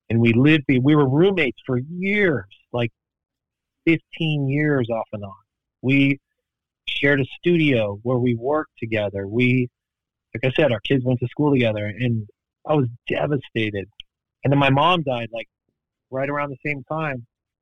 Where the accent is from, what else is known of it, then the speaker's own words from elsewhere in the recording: Los Angeles, California, United States; I grew up in Hollywood